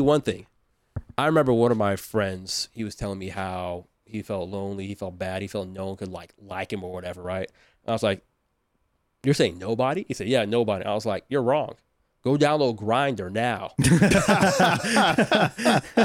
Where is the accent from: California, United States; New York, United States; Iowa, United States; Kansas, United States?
California, United States; Southern; moved away as an adult; I'm from Southern California